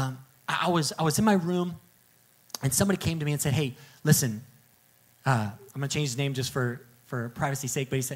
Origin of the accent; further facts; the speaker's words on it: the Bible Belt, United States; I grew up in the Bible Belt